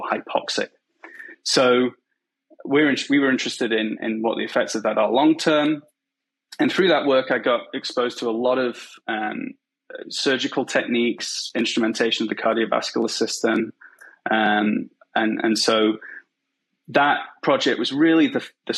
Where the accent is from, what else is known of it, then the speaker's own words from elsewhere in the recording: Macclesfield, North West England, United Kingdom; moved away as an adult; now in Vancouver, Canada; So I grew up in a relatively small town in England called Macclesfield, and it's pretty rural.